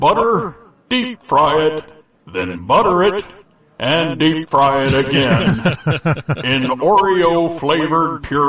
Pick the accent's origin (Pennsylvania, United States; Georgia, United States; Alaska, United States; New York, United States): New York, United States; now in Texas, United States; I always root for my home state, which is New York. But I also root for Texas because I work down here.